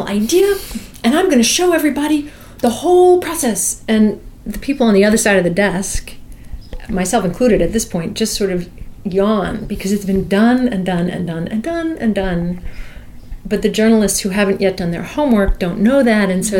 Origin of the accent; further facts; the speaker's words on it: New York City, New York, United States; born or raised there